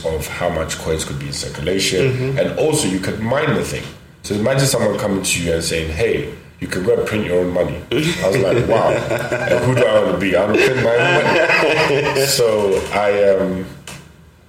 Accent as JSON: {"language": "English", "country": "Ghana", "said": "our culture in Ghana, very conservative."}